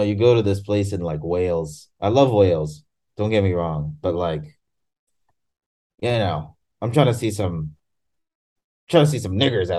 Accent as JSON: {"language": "English", "country": "Tanzania", "said": "And I'm from Tanzania, which is right next to Kenya."}